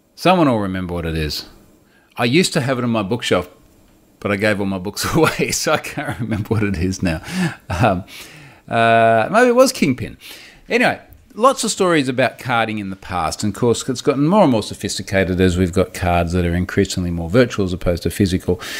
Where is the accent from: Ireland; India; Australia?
Australia; accent: rough Australian; my rough Australian accent